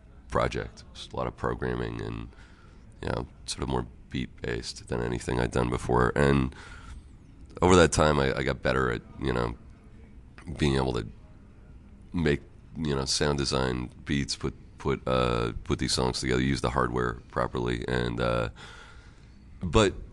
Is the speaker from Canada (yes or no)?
yes; Canada; also born or lived in Los Angeles, California, United States; as a Canadian